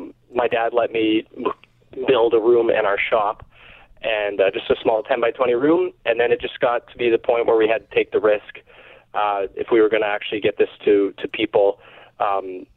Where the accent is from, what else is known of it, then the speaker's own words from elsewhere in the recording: Miami, Manitoba, Canada; I grew up here my whole life